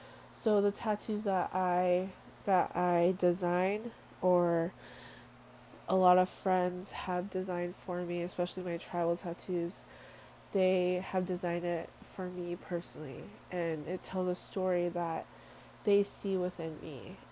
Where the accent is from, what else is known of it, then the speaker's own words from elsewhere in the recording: Samoa; born there; I was born in Western Samoa. I am 100% Samoan from my DNA.